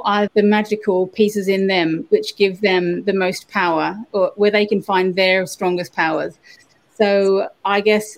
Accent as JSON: {"language": "English", "country": "Australia", "tie": "born or raised there", "moved": "yes", "said": "I grew up in the Australian bush"}